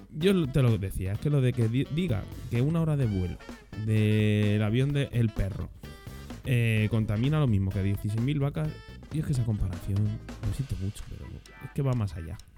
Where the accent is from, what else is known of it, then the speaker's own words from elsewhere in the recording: Spain; España, que es que somos del país de Europa